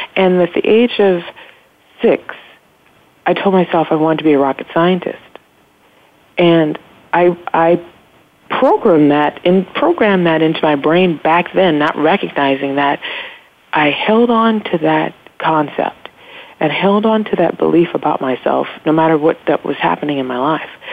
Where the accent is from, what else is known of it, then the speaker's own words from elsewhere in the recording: Los Angeles, California, United States; I grew up in South Central Los Angeles